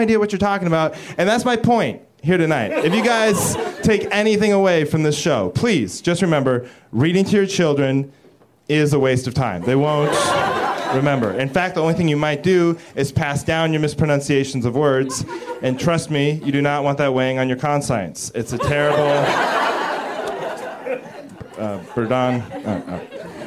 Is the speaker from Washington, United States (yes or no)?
yes; Seattle, Washington, United States; I'm from Seattle